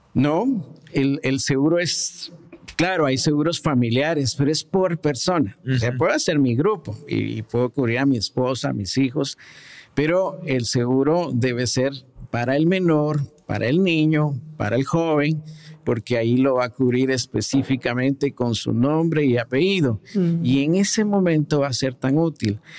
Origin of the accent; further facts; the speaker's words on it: Guatemala; como guatemaltecos que somos bien solidarios